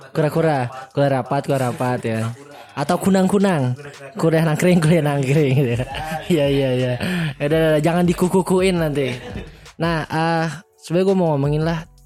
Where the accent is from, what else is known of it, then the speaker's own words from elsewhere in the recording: Banjarbaru, South Kalimantan, Indonesia; now in Bandung, Indonesia; Gue asal dari Banjarbaru, Kalimantan Selatan. Nah, sekarang gue kuliah di Bandung di Politeknik Kesejahteraan Sosial Bandung.